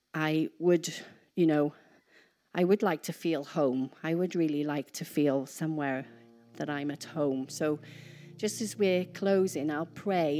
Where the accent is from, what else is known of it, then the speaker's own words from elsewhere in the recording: Wales, United Kingdom; moved away as an adult; I'm Welsh